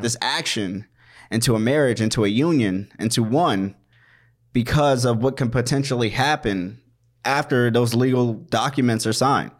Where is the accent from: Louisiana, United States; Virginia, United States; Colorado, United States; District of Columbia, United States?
District of Columbia, United States; Washington; also born or lived in Maryland; now in Minnesota, United States; I was born in Washington, D C. I grew up in Washington, D C, in Maryland